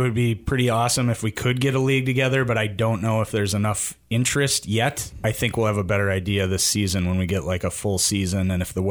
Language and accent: English; Brookfield, Wisconsin, United States; Yeah, I grew up in just outside of Milwaukee in Brookfield, actually, and I played hockey my whole life through high school and then in men's leagues until moving up here in 2017.